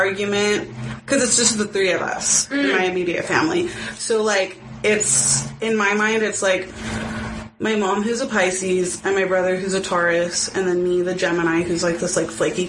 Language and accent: English; Los Angeles, California, United States; we lived in L.A.